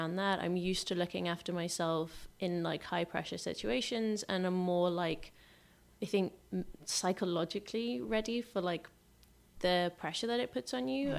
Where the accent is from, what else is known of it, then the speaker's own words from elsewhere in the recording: Liverpool, North West England, United Kingdom; also born or lived in London; now in Los Angeles, United States; I was born in London. I grew up in Liverpool